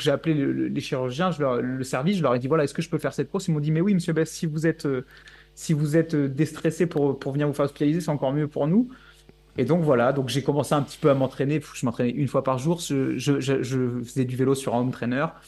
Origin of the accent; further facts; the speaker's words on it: Bourges, Centre-Val de Loire, France; moved away; je viens de Bourges à la base